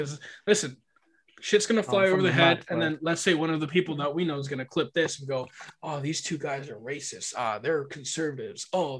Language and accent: English; New Zealand; I'm a Filipino Kiwi, dark skinned that I was.